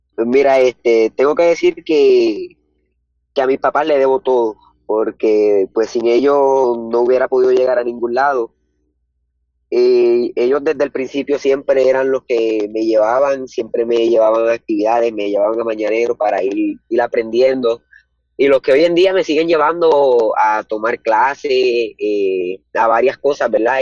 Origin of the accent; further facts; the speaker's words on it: Morovis, Puerto Rico; soy del pueblo de Morovis. Eh, he residido por acá toda mi vida y tengo 15